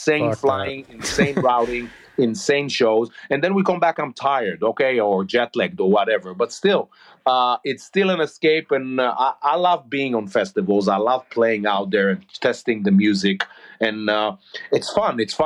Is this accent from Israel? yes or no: yes; Israel; We grew up in Israel